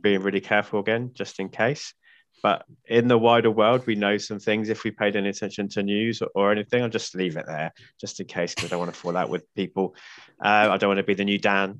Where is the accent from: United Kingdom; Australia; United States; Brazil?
United Kingdom; being British